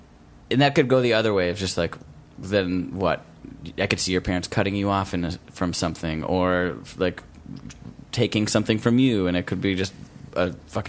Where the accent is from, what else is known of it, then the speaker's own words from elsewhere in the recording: Wisconsin, United States; That's where, I'm from Wisconsin.